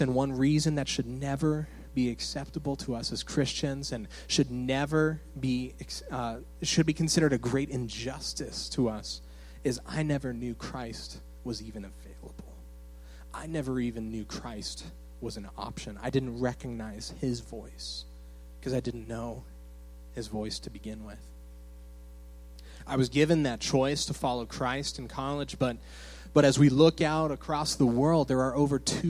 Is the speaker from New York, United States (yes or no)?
no; Phoenix, Arizona, United States; moved away as an adult; also born or lived in Michigan; I'm from Phoenix, Arizona, originally. And so I was raised in the church